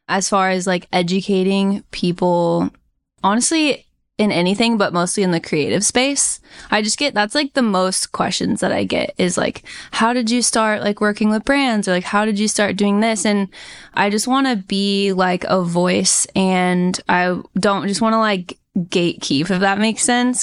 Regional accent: Indiana, United States; moved away as an adult; now in San Diego County, California, United States; I grew up in Indiana. Super strong Midwest roots

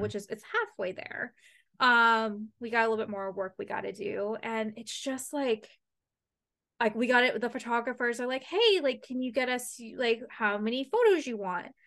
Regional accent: London, Ontario, Canada; moved away; this town loves hockey and that's, like, my hometown.

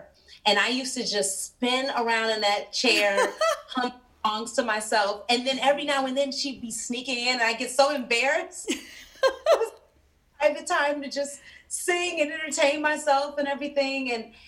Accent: Chicago, Illinois, United States; I'm from Chicago

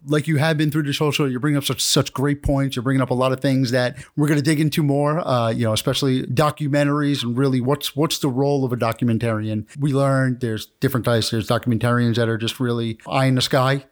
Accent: New York area, United States; I'm from, I'm from New, the New York area

